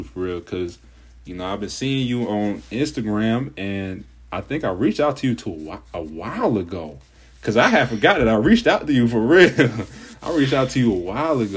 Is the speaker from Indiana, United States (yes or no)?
no; Cincinnati, Ohio, United States; I'm from Cincinnati, Ohio. So all the way on the East Coast. So I've lived in Ohio all my life.